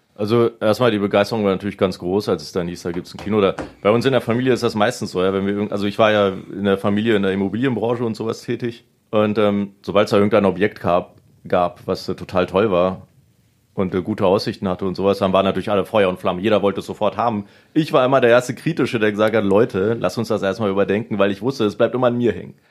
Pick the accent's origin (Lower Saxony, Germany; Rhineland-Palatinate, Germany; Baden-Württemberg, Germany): Lower Saxony, Germany; Salzgitter; in Salzgitter geboren und wir haben uns jetzt nicht äh, regional weit von Salzgitter wegbewegt